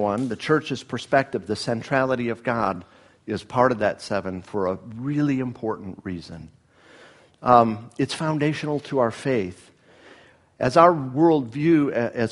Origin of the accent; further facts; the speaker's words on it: Miami, Florida, United States; moved away; both from unchurched families growing up in Miami